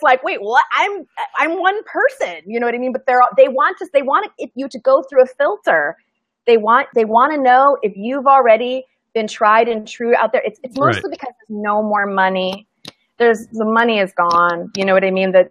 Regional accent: Midwest, United States; I'm from the Midwest

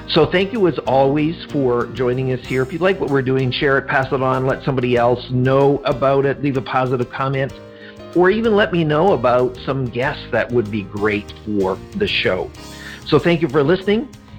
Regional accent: Schuylkill Haven, Pennsylvania, United States; I grew up in Pennsylvania in a small little town northwest of Philadelphia. The town is Schuylkill Haven, which is hard to pronounce sometimes. And so I grew up there, and we actually live there now.

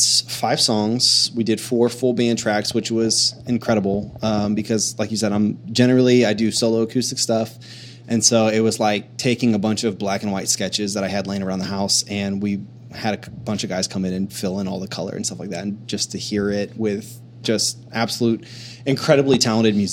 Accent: Akron, Ohio, United States; moved away as an adult; also born or lived in Waco, Texas; I grew up in Akron, Ohio, just south of Cleveland

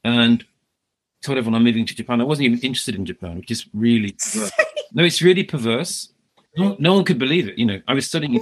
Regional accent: Solihull, West Midlands, United Kingdom; I'm from Birmingham, Solihull.

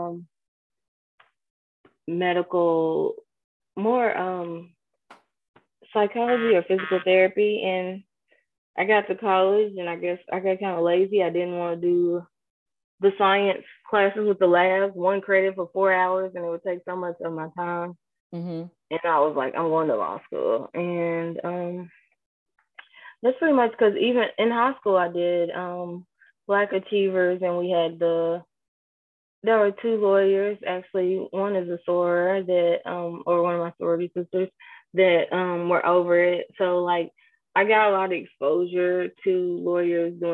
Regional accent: New Zion, Kentucky, United States; I grew up in a small community in Kentucky called New Zion.

